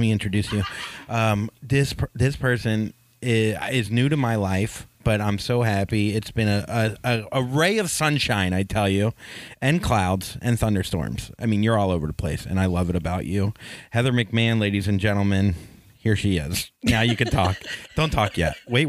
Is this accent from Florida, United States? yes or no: yes; Florida, United States; Yeah. I grew up in Florida.